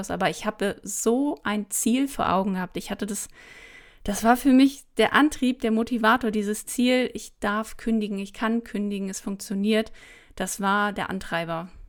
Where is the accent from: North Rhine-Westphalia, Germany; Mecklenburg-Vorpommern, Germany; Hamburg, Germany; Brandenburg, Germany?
Mecklenburg-Vorpommern, Germany; dass ich hier äh, so ein Fischkopf bin aus Mecklenburg und ja, bin dann eben irgendwann nach München gegangen, aber habe trotzdem hier oben meinen Ursprung